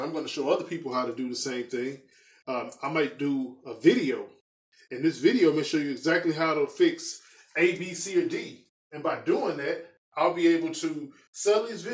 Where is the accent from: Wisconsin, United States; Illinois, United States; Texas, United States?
Illinois, United States; Chicago; I'm from Chicago. I'm from the south side of Chicago. So, you know, I grew up in the city